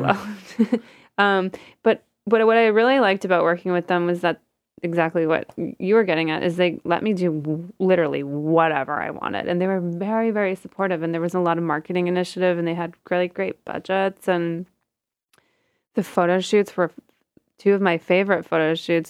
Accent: outside Toronto, Ontario, Canada; moved away as an adult; also born or lived in Hempstead, New York; now in New York, United States; I'm Canadian, um, and I grew up outside of Toronto

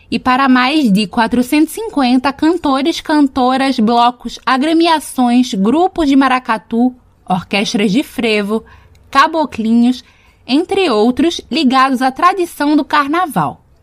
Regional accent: Brazil; eu sou brasileira

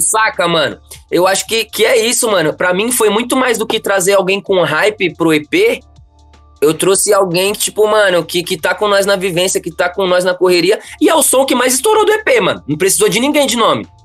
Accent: São Paulo, Brazil; Eu sou daqui do Grajaú

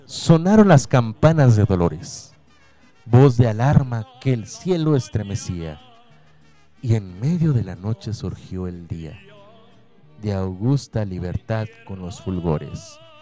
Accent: Mexico; pues somos mexicanos, papá. Mexicanos, yo soy mexicano y esa es mi bandera

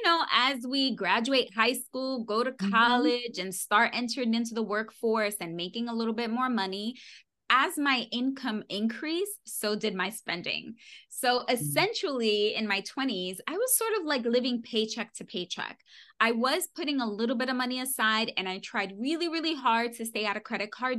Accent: New York City, New York, United States; I was born and raised in New York City

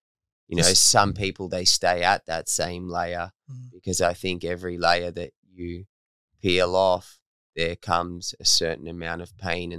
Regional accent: Torquay, Victoria, Australia; Where I'm from. Okay. I'm from Torquay.

